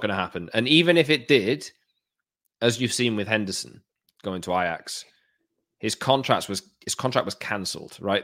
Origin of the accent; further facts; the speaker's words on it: Wales, United Kingdom; as a Welshman